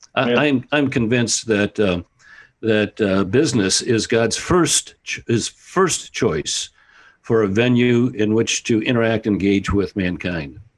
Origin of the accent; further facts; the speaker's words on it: Toledo, Ohio, United States; I was raised in Toledo, Ohio